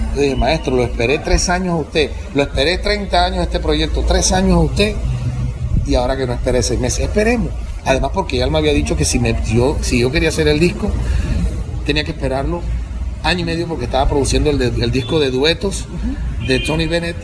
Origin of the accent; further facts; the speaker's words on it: Cartagena, Bolívar, Colombia; yo soy cartagenero